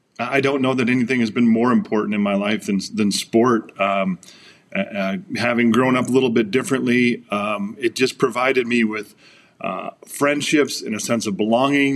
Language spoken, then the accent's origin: English; Flint, Michigan, United States; now in Southern California, United States; I grew up in Flint, Michigan, which I'm incredibly proud of. I live now in Southern California most of the time.